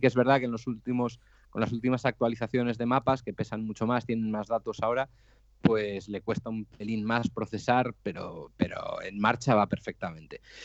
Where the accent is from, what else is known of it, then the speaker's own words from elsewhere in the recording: Santoña, Cantabria, Spain; Soy un cántabro de Santoña, 39 años